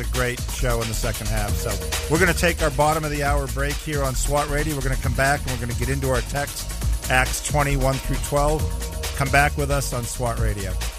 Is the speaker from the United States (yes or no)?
yes; Boston, Massachusetts, United States; now in Jacksonville, United States; I'm from Boston, that I'm a Patriots fan